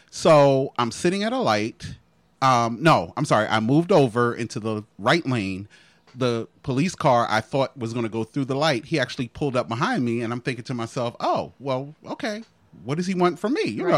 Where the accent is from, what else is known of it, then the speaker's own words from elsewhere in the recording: New Jersey, United States; I'm from Jersey.